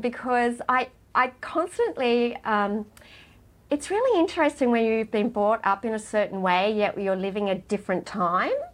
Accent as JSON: {"language": "English", "town": "Gunnedah", "region": "New South Wales", "country": "Australia", "tie": "born or raised there", "moved": "yes", "lives_now": "Sydney, Australia", "said": "I grew up in Gunnedah"}